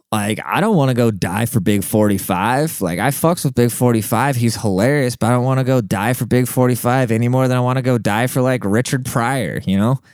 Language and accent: English; Germany; now in United States; I grew up in Germany